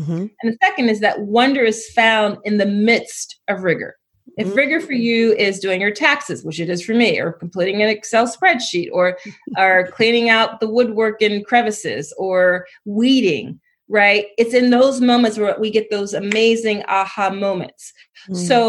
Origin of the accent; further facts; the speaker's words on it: Philadelphia, Pennsylvania, United States; I grew up in Philly.